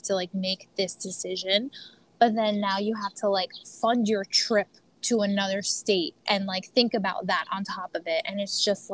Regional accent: United States; as an American

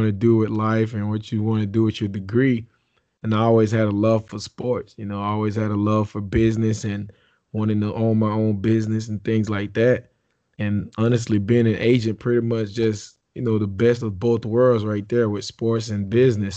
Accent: Belle Glade, Florida, United States; also born or lived in Haiti; I was born in Haiti, and we moved over, came down to South Florida and lived in Belgrade. So I'm from the muck.

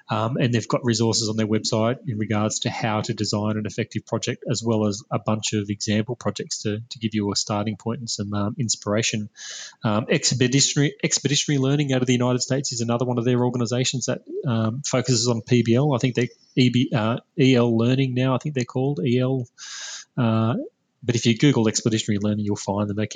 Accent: Australia; share what we're doing as Australian educators

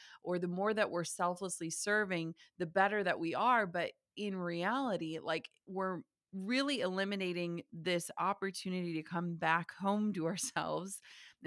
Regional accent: small town Minnesota, United States; I grew up in the Midwest in small town Minnesota. We still live in small town Minnesota

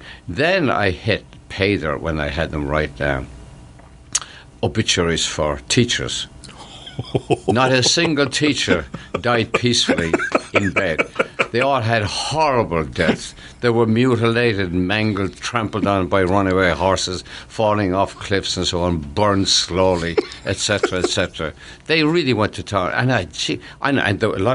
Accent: Ireland; moved away as an adult; now in United States; I came from Ireland carrying strange baggage, the poverty, my father's alcoholism, and so on

